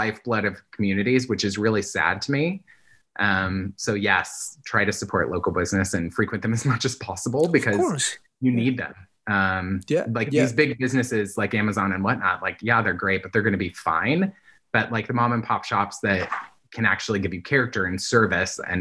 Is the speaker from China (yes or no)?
no; Indiana, United States; now in California, United States; where I grew up in Indiana